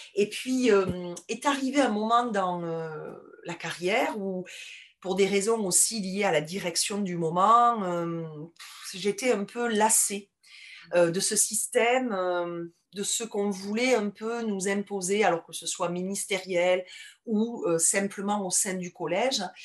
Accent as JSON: {"language": "French", "town": "Toulouse", "region": "Occitania", "country": "France", "accent": "toulousain", "said": "j'ai un accent qui est très marqué, très toulousain"}